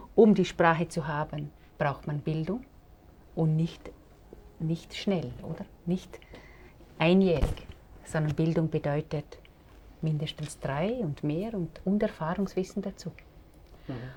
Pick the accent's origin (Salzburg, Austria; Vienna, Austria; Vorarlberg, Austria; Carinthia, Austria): Vorarlberg, Austria; ich komme ja aus Vorarlberg